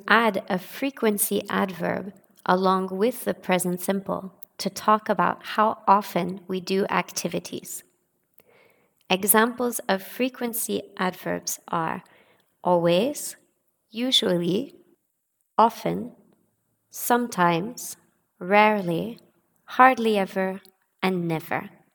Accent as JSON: {"language": "English", "country": "United States", "moved": "yes", "lives_now": "France", "said": "I live in France, but I'm not French, I'm American."}